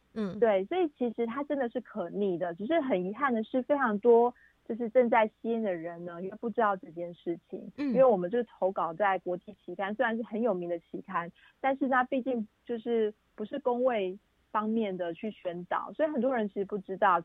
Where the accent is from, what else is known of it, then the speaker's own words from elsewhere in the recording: Taiwan; 我们台湾人